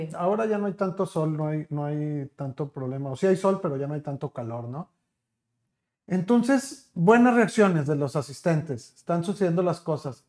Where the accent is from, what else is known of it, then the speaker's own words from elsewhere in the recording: Monterrey, Nuevo León, Mexico; estamos como regiomontanos y tal vez me atrevo a decir hasta como mexicanos en general